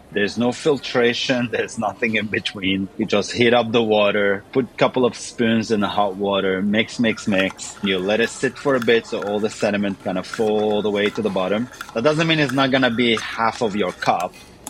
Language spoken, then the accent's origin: English; Lebanon; now in Sydney, Australia; I was born in Lebanon.